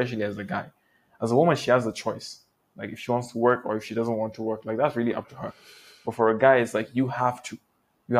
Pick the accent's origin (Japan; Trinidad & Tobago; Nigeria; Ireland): Nigeria; also born or lived in Malaysia; here in Nigeria, the fact that we're both Nigerian